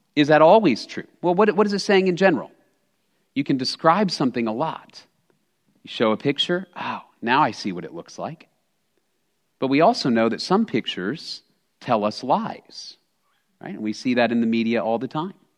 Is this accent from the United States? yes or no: yes; Texas, United States; I'm a native Texan. I grew up in Texas